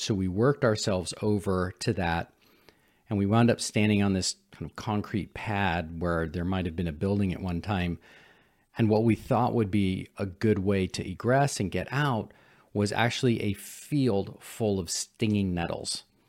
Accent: San Francisco, California, United States; I'm a city boy. I grew up in San Francisco

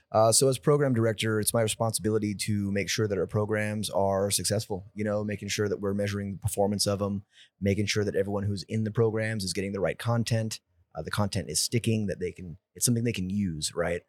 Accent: San Jose, California, United States; moved away as an adult; now in Austin, United States; from San Jose, California. I've been in the Austin, Texas area for the past eight years now

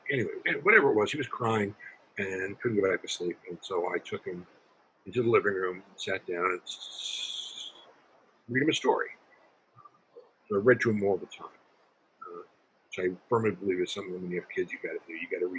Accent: Brooklyn, New York, United States; I said, I'm from Brooklyn. I write for the part.

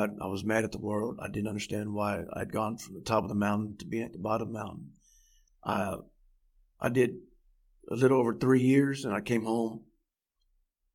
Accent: Fort Worth, Texas, United States; Born and raised in Fort Worth, Texas

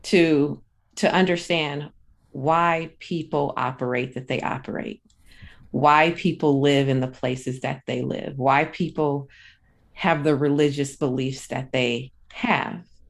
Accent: Akron, Ohio, United States; now in Sacramento, United States; I'm originally from Akron, Ohio. So I'm originally a Midwest girl.

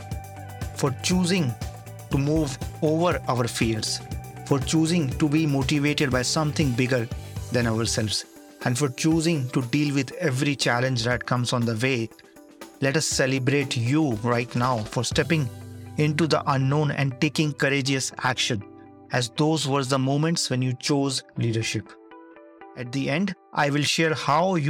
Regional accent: India; moved away as an adult; now in United Kingdom; I come from India and then being here for 8 years already

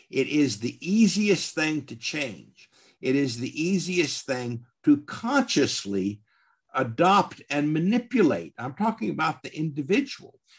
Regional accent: the South, United States; I must admit, as a Southerner and a Southwesterner, I've I've always resented it.

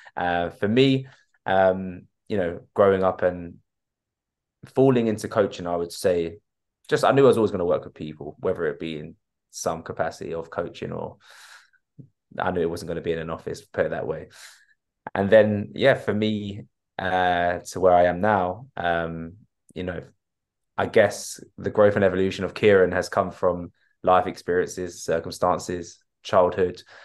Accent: Enfield, London, United Kingdom; I was brought up in Enfield and still live in Enfield

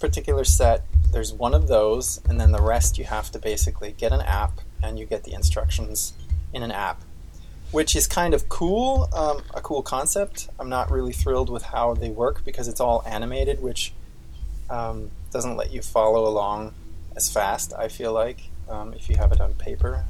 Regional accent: Austria; moved away; I grew up in Austria, at least, the mechanical engineering school I went

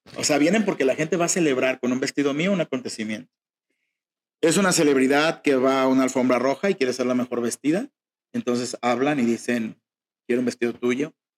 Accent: Mexico; somos mexicanos, crecí escuchando mariachi

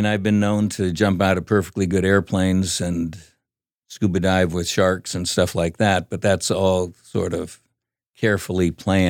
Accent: Philippines; Well, growing up in the Philippines was a lot of fun.

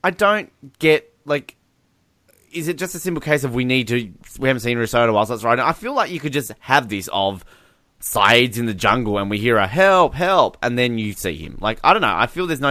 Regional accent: Australia; if we're overseas, I'm Australian

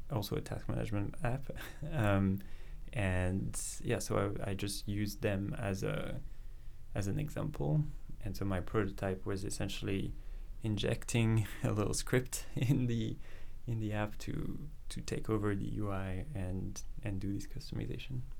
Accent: France; moved away as an adult; now in Vancouver, Canada; I grew up in France. Um, I spent um, you know the first part of my life there around Paris, moved a little bit around

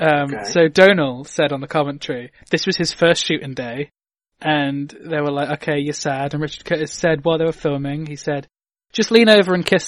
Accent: United Kingdom; I'm British

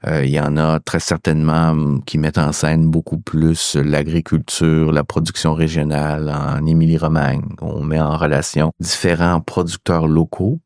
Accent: Quebec, Canada; chez nous au Québec

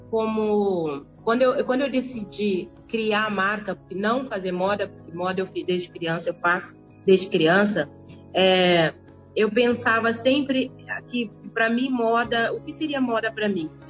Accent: Cape Verde; now in Brazil; Olha, eu nasci em Cabo Verde, sou cabo-verdiana. É, mas eu vivo no Brasil há 28 anos, então também sou carioca.

